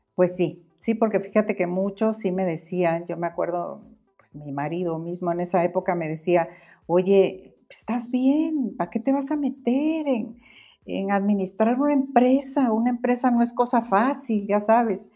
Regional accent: Guatemala; moved away as an adult; now in Mexico; Yo soy, yo nací en Guatemala, ahorita soy mexicana, más mexicana que el mole

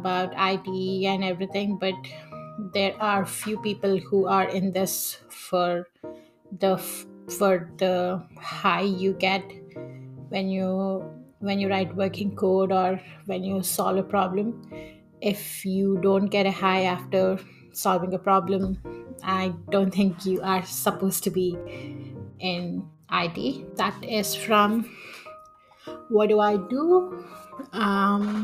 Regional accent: Vijayawada, Andhra Pradesh, India; moved away as an adult; also born or lived in Visakhapatnam, India / Hyderabad, India; now in Toronto, Canada; I was born in Vizag and I was brought up in Vijayawada. I did my schooling in Vijayawada

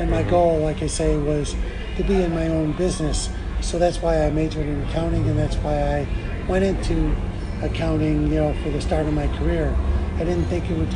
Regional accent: Chicago, Illinois, United States; I grew up in Chicago

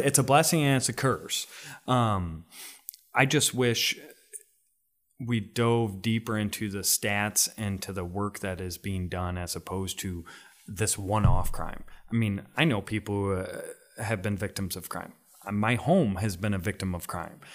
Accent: Rockford, Illinois, United States; my community, my hometown of Rockford

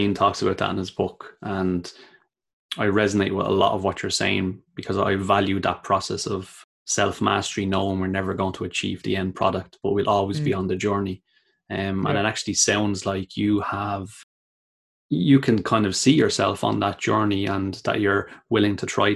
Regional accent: Dublin, Leinster, Ireland; also born or lived in Australia / Cork; when we got back to Dublin, I ended up moving to Cork. I actually loved living in Cork because it felt like I was still away from home again.

